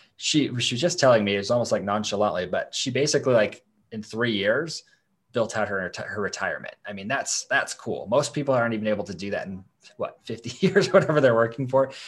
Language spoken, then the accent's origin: English; Idaho, United States; here in my hometown